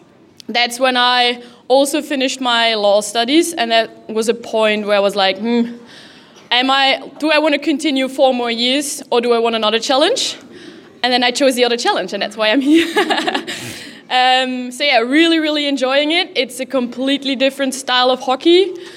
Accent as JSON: {"language": "English", "town": "Cologne", "region": "North Rhine-Westphalia", "country": "Germany", "tie": "born or raised there", "also_born_or_lived": "Belgium", "second_language": "English", "said": "from Belgium. I actually started playing hockey in Germany because for my dad's job, we moved there when I was 4 years old. So my whole youth, I played in Germany for Rot-Weiß Köln. It's in Cologne."}